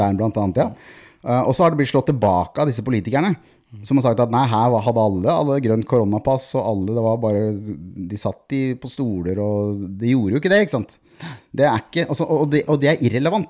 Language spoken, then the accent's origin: Norwegian; Norway; som nordmann